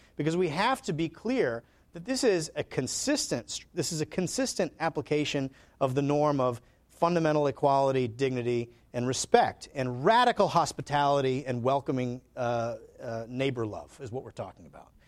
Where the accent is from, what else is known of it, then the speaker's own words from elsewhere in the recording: Alabama, United States; I'm from Alabama